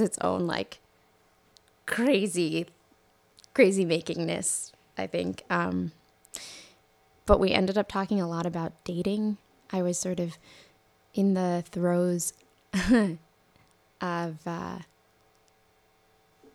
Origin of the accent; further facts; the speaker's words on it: New York, United States; I grew up in New York